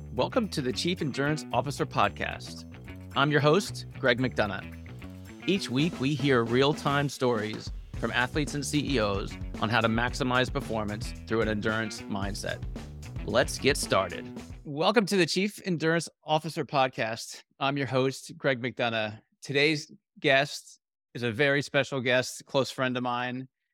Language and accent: English; United Kingdom; I'm British